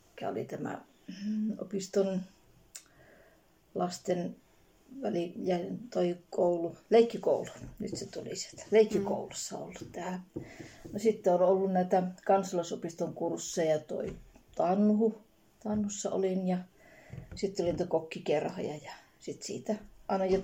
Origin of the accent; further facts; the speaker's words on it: Lievestuore, Central Finland, Finland; also born or lived in Netherlands; ja asun tässä Lievestuorella. Olen asunut jo pienestä tytöstä lähtien. Mä itse olen syntyisin Hollannista, että me ollaan muutettu tänne. Et äiti, on, äiti on täältä kotoisin, niin ollaan tuttu tänne näihin maisemiin.